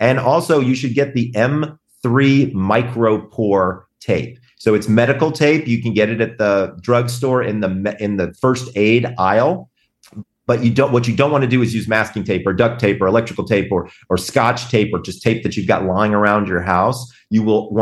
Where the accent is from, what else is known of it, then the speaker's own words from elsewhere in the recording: the South, United States; I'm from the South